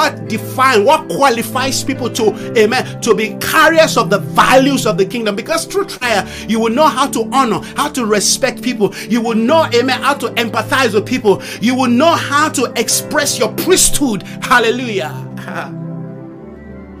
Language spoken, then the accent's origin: English; Nigeria; I come from Nigeria